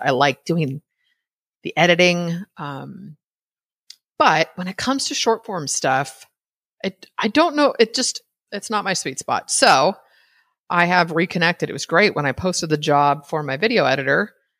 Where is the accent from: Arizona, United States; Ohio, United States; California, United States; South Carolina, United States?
California, United States; I'm from California